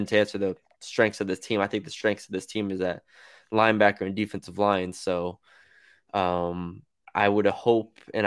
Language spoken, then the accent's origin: English; San Antonio, Texas, United States; I'm from San Antonio, Texas